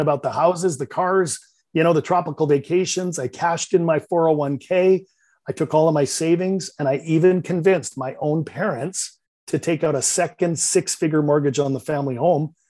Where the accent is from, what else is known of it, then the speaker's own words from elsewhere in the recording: Vancouver, British Columbia, Canada; accent: Canadian; I'm from Vancouver, Canada. You might detect a little bit of a Canadian accent